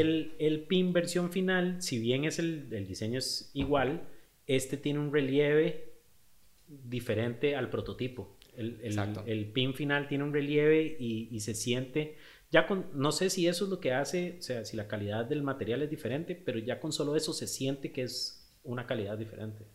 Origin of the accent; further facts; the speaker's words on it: Costa Rica; also born or lived in Australia; qué tan ticos éramos